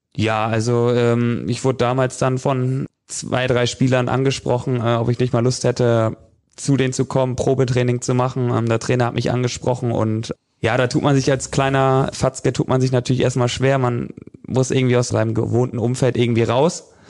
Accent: Flensburg, Schleswig-Holstein, Germany; als Flensburger äh, Junge und aufgewachsen in der Stadt

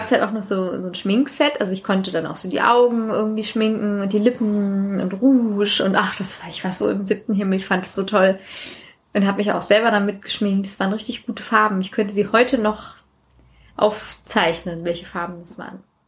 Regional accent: Maintal, Hesse, Germany; also born or lived in Sweden; ich war in ähm, mein Teil 4 und das hatte, soweit ich weiß, 3000 Einwohner. Das war wirklich klein

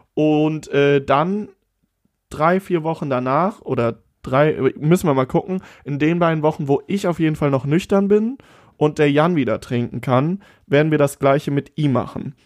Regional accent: Siegburg, North Rhine-Westphalia, Germany; in Siegburg, ja. in, meinem, in meiner Heimatstadt

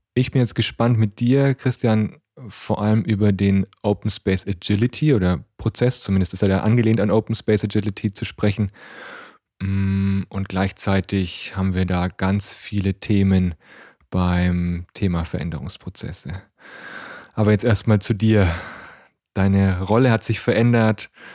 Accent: Nuremberg, Bavaria, Germany; ich bin in Nürnberg aufgewachsen

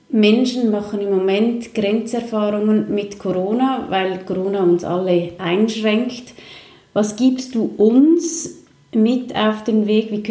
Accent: Switzerland; aber eigentlich sind wir Schweizer schon sehr bünzlig, oder?

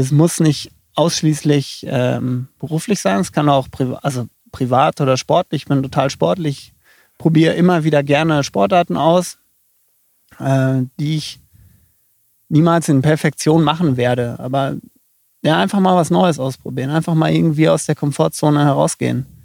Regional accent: near Dortmund, North Rhine-Westphalia, Germany; moved away as an adult; now in Rosenheim, Germany; Aufgewachsen bin ich in der Nähe von Dortmund ähm, gewohnt habe ich dann in Dortmund.

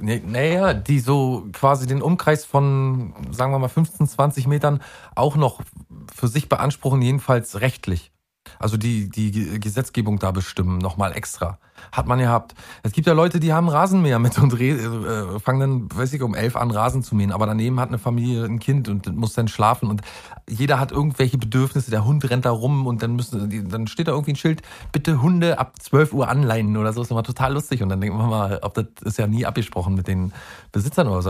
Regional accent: Mecklenburg-Vorpommern, Germany; da wo ich herkomme, nämlich in Mecklenburg-Vorpommern

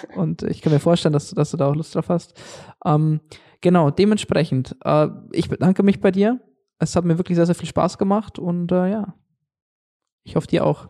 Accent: Germany; hier bei uns in Deutschland

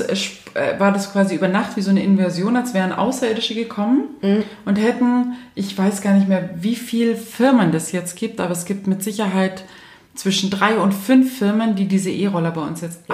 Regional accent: Munich, Bavaria, Germany; ich selbst als Münchner

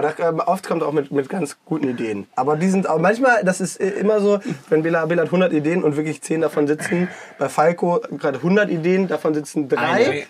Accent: Hanover, Lower Saxony, Germany; also born or lived in Cologne; now in Düsseldorf, Germany; bin 33, komme gebürtig aus Hannover, also aus dem Norden und lebe jetzt seit eineinhalb Jahren in Düsseldorf, habe davor fünf Jahre in Köln gewohnt.

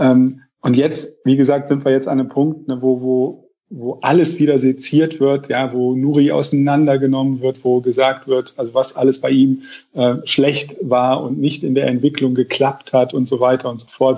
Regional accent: Rhineland, Germany; als Rheinländer

